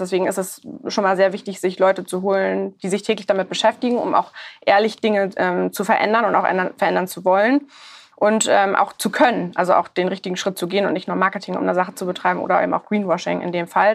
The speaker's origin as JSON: {"language": "German", "region": "Hamburg", "country": "Germany", "said": "ich bin Hamburgerin"}